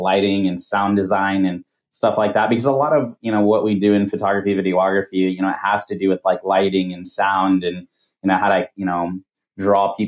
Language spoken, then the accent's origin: English; Camarillo, California, United States; also born or lived in Washington State / Hawaii / Canada / Southeast Asia; I've pretty much grown up here in Southern California most of my life. You know, it's Camarillo. I live here in Camarillo